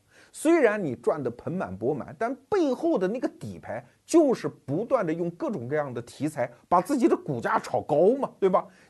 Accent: China; 我作为一个中国人

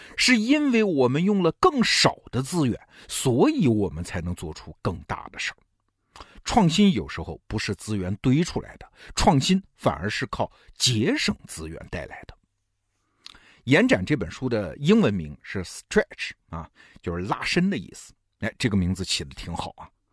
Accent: China; 我们中国人

